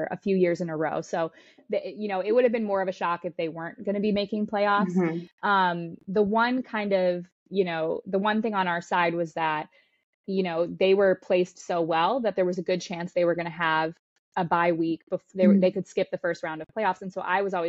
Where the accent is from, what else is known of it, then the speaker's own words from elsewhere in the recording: Michigan, United States; also born or lived in North Carolina; now in Czech Republic; I'm from Michigan originally. Okay. I grew up in Michigan.